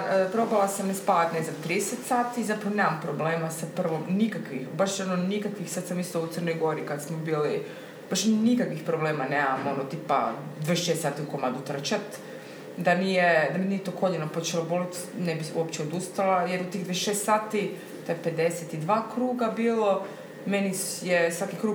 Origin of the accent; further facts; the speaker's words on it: Korčula, Dubrovnik-Neretva County, Croatia; kad smo se doselili iz Korčule, Onda dok smo preuređivali stan na Trešnici, smo tu bili u renti godinu dana.